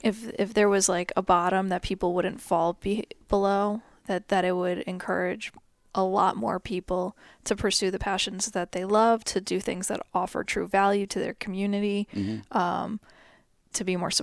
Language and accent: English; United States; I'm so American.